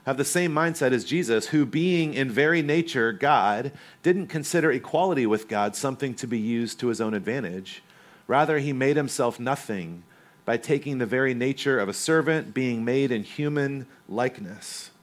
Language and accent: English; North Carolina, United States; moved away; also born or lived in Corona, California; I grew up in North Carolina